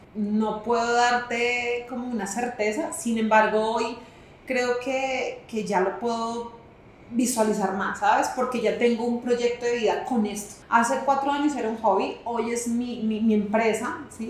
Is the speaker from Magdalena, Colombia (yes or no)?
yes; Santa Marta, Magdalena, Colombia; accent: costeña; Yo soy costeña